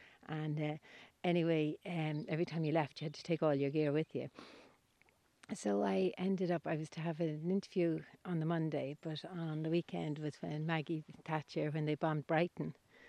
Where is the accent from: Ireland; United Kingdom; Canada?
Ireland; moved away as an adult; also born or lived in Dublin; now in Mayo, Ireland; I grew up in the East Coast, and we get, from doing Living the Wildlife and all the nature shows, like we get, I think it's 2,500 millimetres of rain over here